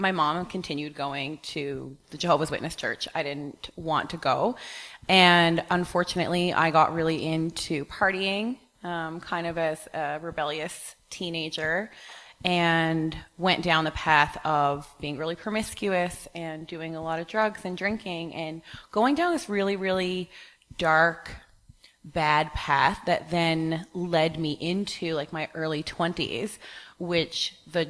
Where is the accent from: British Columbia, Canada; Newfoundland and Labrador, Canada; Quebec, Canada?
Newfoundland and Labrador, Canada; I grew up on the East Coast in Newfoundland.